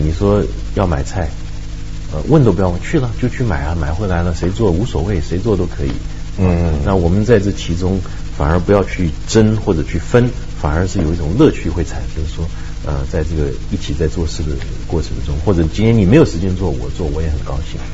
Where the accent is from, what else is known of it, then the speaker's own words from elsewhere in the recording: Taiwan; 我觉得我们在台湾就生活很自在